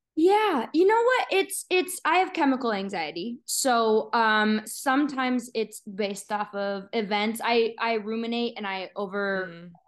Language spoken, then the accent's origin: English; Littleton, Colorado, United States; moved away; I'm from Littleton, so right outside of Denver, um, most people uh, obviously know Littleton from Columbine, which you know uh, was a traumatic event for all of us Littleton kids.